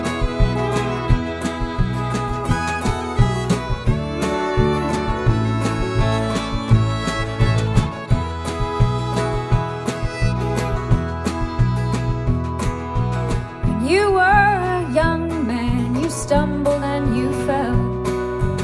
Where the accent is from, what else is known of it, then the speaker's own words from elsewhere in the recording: Louisville, Kentucky, United States; I grew up in Louisville and I grew up listening to this station